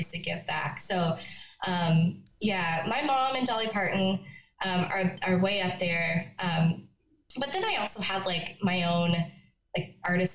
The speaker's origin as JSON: {"language": "English", "town": "Conception Bay South", "region": "Newfoundland and Labrador", "country": "Canada", "tie": "born or raised there", "also_born_or_lived": "Yellowknife, Northwest Territories", "moved": "as an adult", "lives_now": "Nashville, United States", "said": "I would say I'm a Newfoundlander. I can't say born and bred, but definitely bred"}